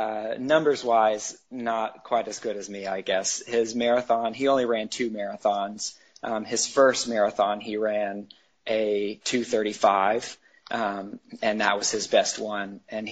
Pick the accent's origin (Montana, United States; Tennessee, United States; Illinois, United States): Tennessee, United States; Chattanooga; In Tennessee, outside of Chattanooga, Tennessee.